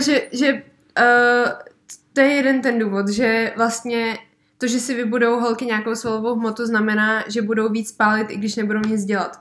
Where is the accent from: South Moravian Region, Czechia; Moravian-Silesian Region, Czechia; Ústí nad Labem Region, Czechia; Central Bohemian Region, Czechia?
Central Bohemian Region, Czechia; Benešov; tady u nás v Benešově